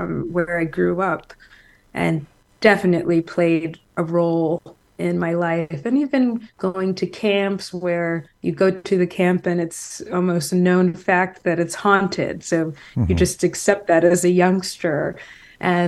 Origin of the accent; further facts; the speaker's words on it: Marblehead, Massachusetts, United States; moved away as an adult; now in New York, United States; where I grew up in Marblehead, Massachusetts